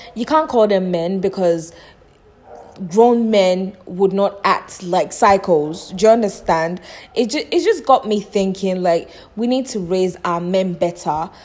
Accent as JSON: {"language": "English", "country": "Nigeria", "moved": "yes", "said": "my home country, Nigeria"}